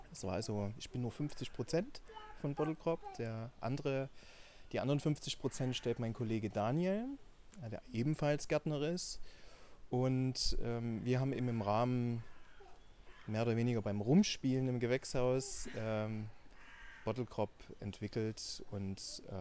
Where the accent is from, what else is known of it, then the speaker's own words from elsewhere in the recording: Dresden, Saxony, Germany; accent: Saxon; Äh, man merkt es ein bisschen nur am anderen Sächsisch. Äh, ich komme aus Dresden